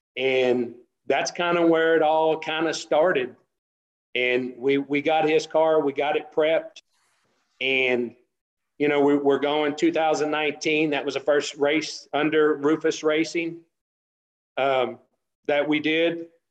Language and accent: English; West Texas, United States; also born or lived in Denver City, Texas / San Antonio, Texas / Andrews, Texas; I grew up in West Texas and in the oil field